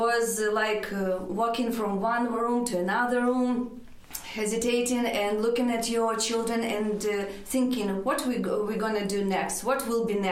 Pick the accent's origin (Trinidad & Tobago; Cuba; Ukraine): Ukraine; English is a second language; moved away as an adult; now in Kenmare, Ireland; We came straight from Dublin, so straight from Ukraine. Ukraine, Dublin, Kenmare